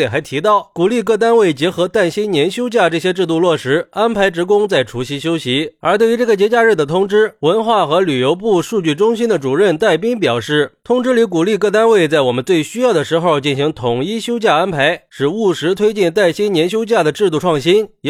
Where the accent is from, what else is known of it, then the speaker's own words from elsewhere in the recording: China; 毕竟春节对我们中国人来说，那是最重要的一个传统节日了